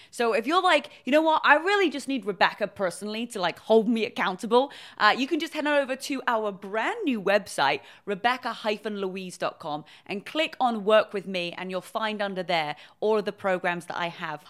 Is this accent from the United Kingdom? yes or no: yes; England, United Kingdom; moved away as an adult; now in California, United States; I'm originally from England. I moved to California